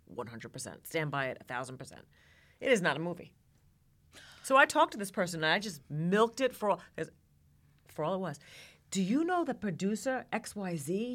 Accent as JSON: {"language": "English", "region": "New York", "country": "United States", "moved": "yes", "lives_now": "Georgia, United States", "said": "I'm originally from New York and I live in Georgia now."}